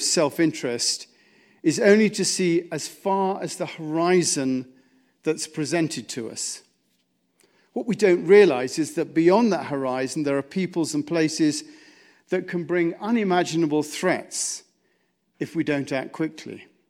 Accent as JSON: {"language": "English", "country": "United States", "said": "As American citizens"}